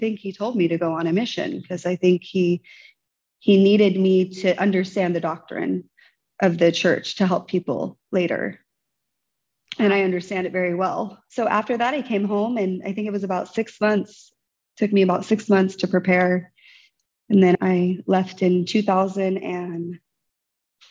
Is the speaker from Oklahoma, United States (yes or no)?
yes; Oklahoma, United States; moved away as an adult; also born or lived in Hawaii / Korea; I was raised in Oklahoma